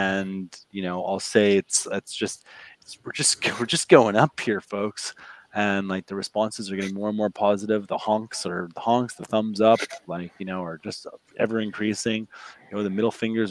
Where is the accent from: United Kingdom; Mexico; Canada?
Canada; Ottawa, Ontario; born or raised there; moved away as an adult; now in United States